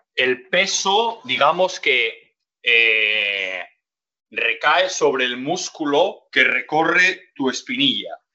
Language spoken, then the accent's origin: Spanish; Gijón, Asturias, Spain; born or raised there